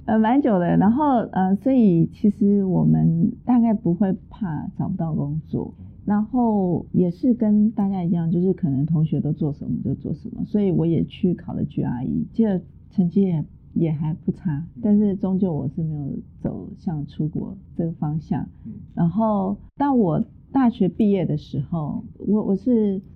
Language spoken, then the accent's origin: Chinese; Tainan, Taiwan; 住在台南嘛，从小住在台南，然后我又是台南女中毕业